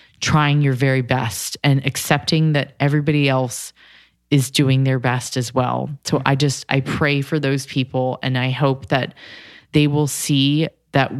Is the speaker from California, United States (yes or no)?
yes; California, United States; I'm from Cali